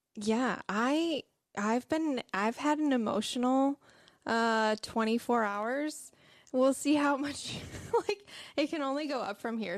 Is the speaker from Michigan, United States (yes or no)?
yes; Michigan, United States; I'm from Michigan